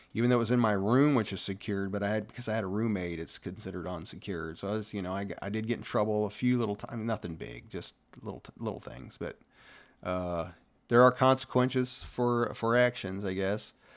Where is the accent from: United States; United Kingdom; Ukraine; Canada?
United States; Ohio; moved away as an adult; growing up in Ohio, I was blue-collar kinda guy